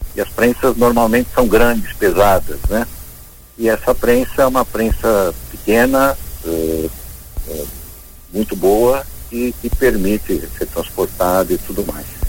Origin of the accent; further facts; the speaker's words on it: São Paulo, Brazil; also born or lived in Joinville; Minha família, apesar de paulista, somos paulistas.